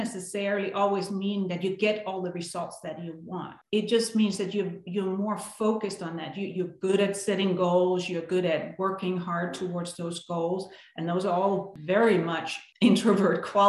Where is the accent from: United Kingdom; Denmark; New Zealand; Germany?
Denmark; now in United States; I grew up in Denmark, born and raised, lived there for many years.